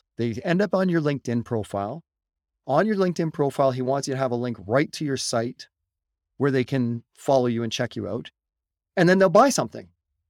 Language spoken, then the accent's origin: English; Canada; We're Canadian